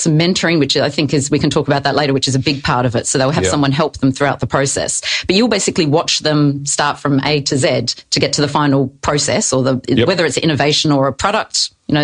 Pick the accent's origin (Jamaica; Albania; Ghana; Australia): Australia; Adelaide, South Australia; I'm from Adelaide